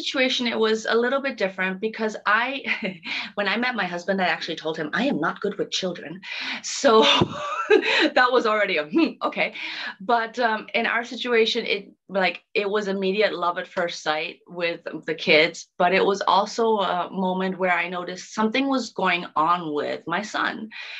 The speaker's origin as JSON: {"language": "English", "country": "Germany", "tie": "born there", "also_born_or_lived": "Dominican Republic", "said": "So originally, I was born in Germany, but I've been fortunate enough to have traveled and lived in many different places around the world, amongst them Africa, Thailand, Dominican Republic."}